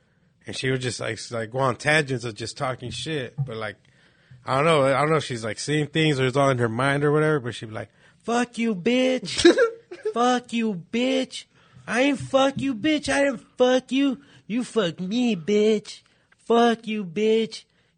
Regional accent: Phoenix, Arizona, United States; I'm from Phoenix. I'm going to have fucking silver teeth and everything.

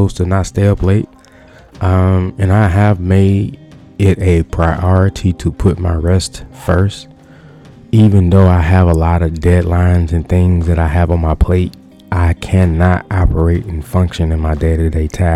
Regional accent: Louisiana, United States; I am from the South, Louisiana

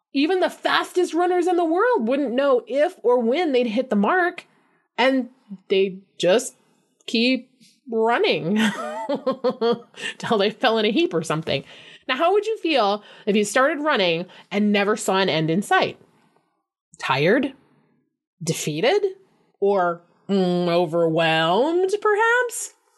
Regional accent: Flint, Michigan, United States; Flint, my hometown

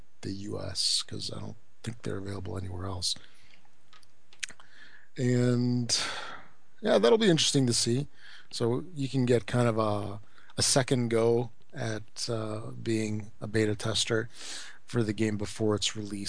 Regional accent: United States; accent: American; my American accent

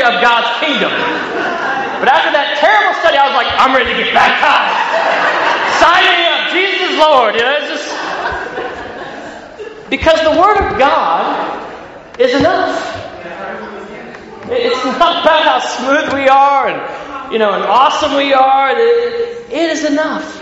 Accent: Ohio, United States; accent: country; moved away as an adult; now in Sydney, Australia; I grew up in the Midwest in Ohio. That's not a southern accent. That's a country accent you hear coming from me as far as American accents.

